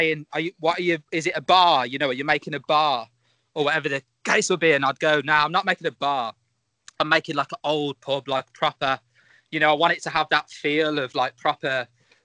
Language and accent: English; Birmingham, West Midlands, United Kingdom; So I'm from Birmingham.